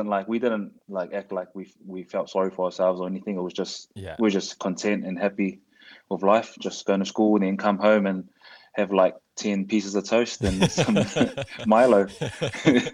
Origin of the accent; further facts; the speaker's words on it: Auckland, New Zealand; moved away as an adult; also born or lived in Wales; born and bred in Auckland